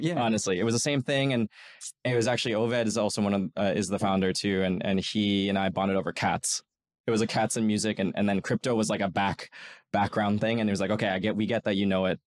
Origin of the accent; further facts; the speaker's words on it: New York, United States; I worked as a golf caddy in in where I grew up in New York